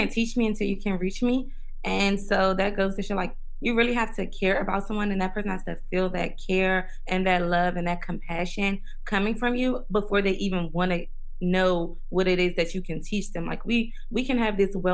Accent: Washington, District of Columbia, United States; I grew up in Washington, D.C.

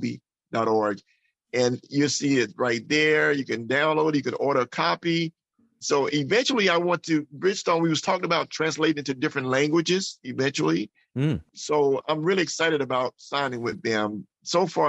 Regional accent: Mississippi, United States; growing up in Mississippi with a loving family.

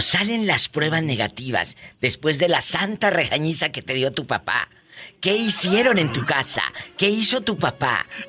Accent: Mexico; como decimos los mexicanos

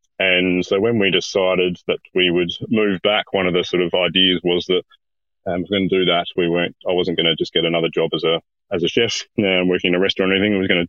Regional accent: South Australia, Australia; I'm from South Australia originally.

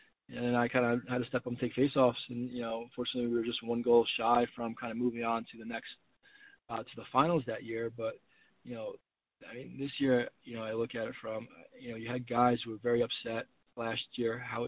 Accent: Northeast, United States; You know, I grew up in New York, Connecticut, Northeast lacrosse guy.

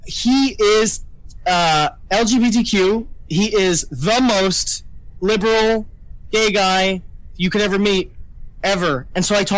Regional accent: New York, United States; I'm from New York

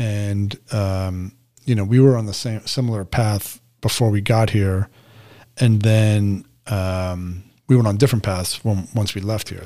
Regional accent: New York City, New York, United States; moved away; I had a pretty significant range of experience as a teenager, especially growing up in New York City

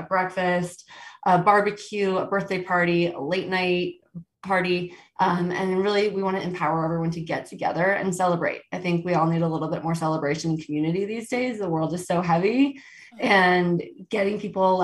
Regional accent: Virginia, United States; moved away as an adult; now in Aspen, United States; I grew up in Virginia, which people have always loved to make fun of. But I've lived out in Colorado since 2006

